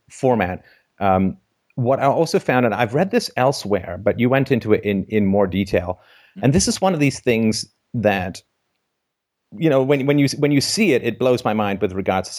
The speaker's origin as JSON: {"language": "English", "region": "England", "country": "United Kingdom", "tie": "born or raised there", "also_born_or_lived": "Ireland", "said": "I was born in Ireland, but I grew up in England"}